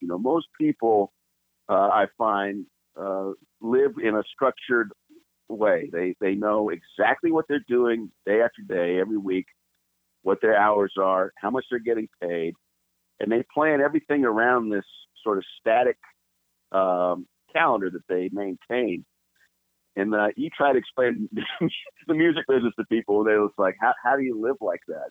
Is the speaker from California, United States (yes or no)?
yes; Los Angeles, California, United States; I was born in Los Angeles uh, proper, Los Angeles, California, really? and uh, both my parents were born there as well. And um, so I'm a native Californian